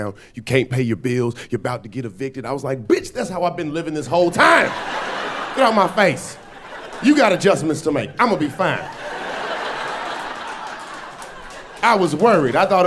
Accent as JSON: {"language": "English", "town": "Atlanta", "region": "Georgia", "country": "United States", "moved": "yes", "said": "I'm from Atlanta, I'm from the South. I was back home like 2 weeks ago"}